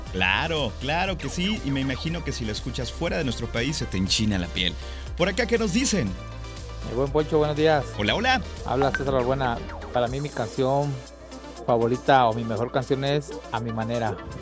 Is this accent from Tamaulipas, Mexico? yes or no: no; Guadalajara, Jalisco, Mexico; ya estamos en las calles de Guadalajara y como buenos tapatíos venimos a hacer ejercicio